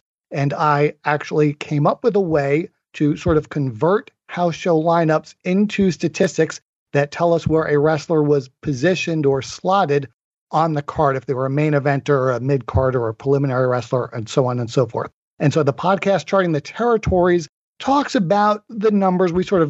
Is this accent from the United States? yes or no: yes; Long Island, New York, United States; also born or lived in Asheville, North Carolina; now in Atlanta, United States; I'm from New York. I grew up on Long Island. Then I lived in Asheville, North Carolina for many years. I moved to Atlanta in 2003. So I've now been here over 17 years.